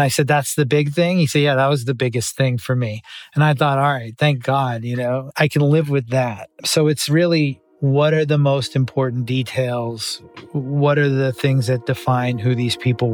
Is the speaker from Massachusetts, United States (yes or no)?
yes; Boston, Massachusetts, United States; growing up in Boston